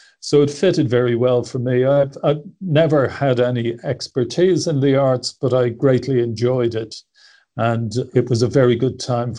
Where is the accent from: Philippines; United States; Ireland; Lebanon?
Ireland; Dublin, Leinster; I was born in Dublin. I was born into a fairly ordinary working class home. My dad was a mechanic with the State Transport Company.